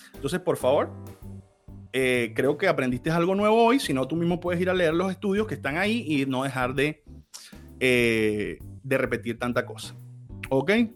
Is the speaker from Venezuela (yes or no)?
yes; Venezuela; en Venezuela, el país donde yo nací